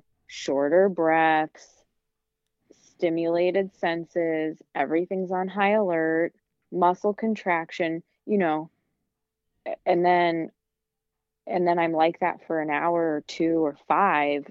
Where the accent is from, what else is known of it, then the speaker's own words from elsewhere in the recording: Midwest, United States; moved away; I am from the Midwest